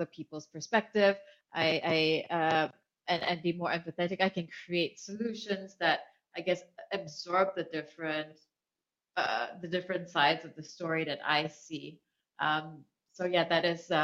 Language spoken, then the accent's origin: English; Kuala Lumpur, Malaysia; moved away as an adult; also born or lived in Hong Kong; I grew up in Kuala Lumpur, Malaysia, and I've lived in 8 different countries